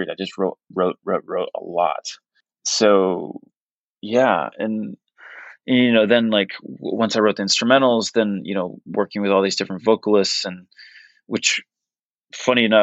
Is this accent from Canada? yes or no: no; Portugal; English is a second language; when I was when I was really young and and growing up in Portugal and you know kind of I kind of alluded to this like where I didn't have access to music